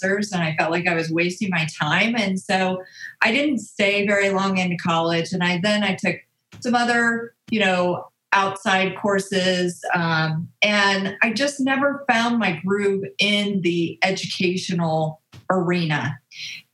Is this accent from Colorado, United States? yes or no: yes; Colorado, United States; I'm a Colorado native, so love the mountains. Born and raised in Colorado.